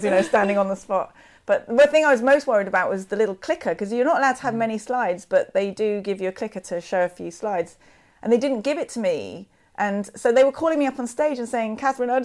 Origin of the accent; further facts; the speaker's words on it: London, United Kingdom; I'm from London.